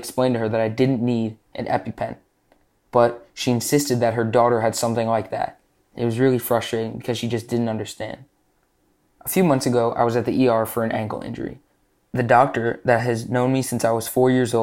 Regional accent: New Jersey, United States; I'm 15 years old, and I'm from New Jersey

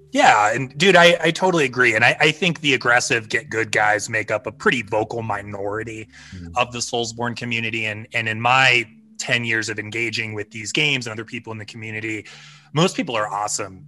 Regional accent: Midwest, United States; moved away; I grew up in the Midwest, and like I grew up as a Cavs fan

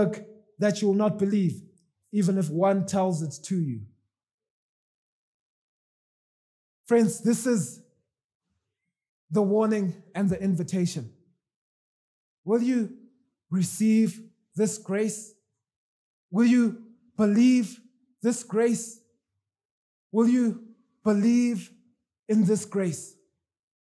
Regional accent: Zimbabwe; moved away; I'm from Zimbabwe

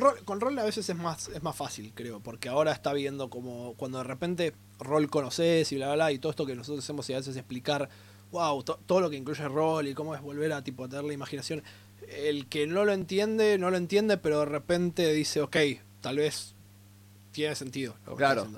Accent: Argentina

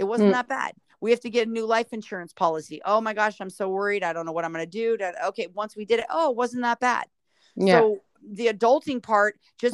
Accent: Southern California, United States; I was born and raised in Southern California

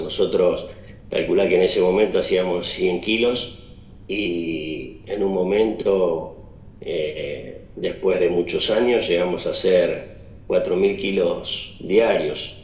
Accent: Justiniano Posse, Córdoba, Argentina; now in Justiniano Posse, Argentina; somos justamente de Justiniano Pose

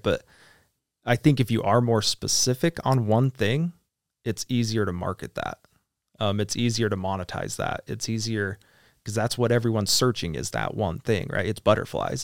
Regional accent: United States; so being American

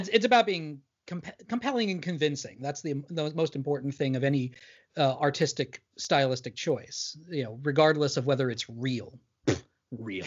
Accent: New York, United States; I'm from New York

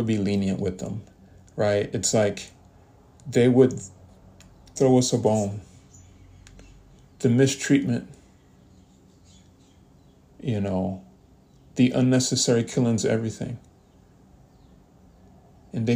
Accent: United States; We as a people that represent the United States of America

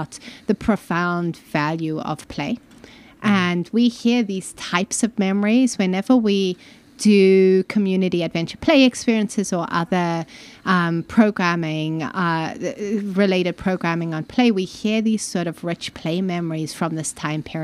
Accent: Malawi; moved away as an adult; also born or lived in Zimbabwe; now in United States; I grew up in Malawi mostly, Southern Africa, and it's subtropical

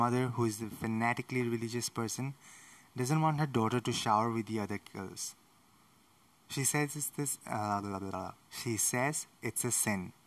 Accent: India; I'm from India

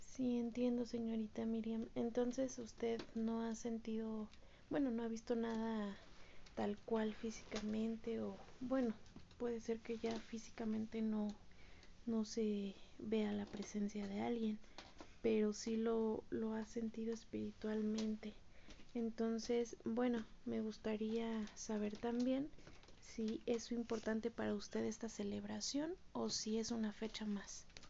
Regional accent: Mexico; como mexicanos

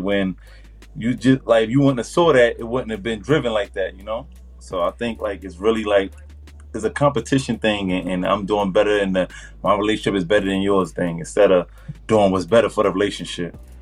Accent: New York City, New York, United States; moved away as an adult; now in New Jersey, United States; I'm um, really from Far Rockaway, Queens, New York

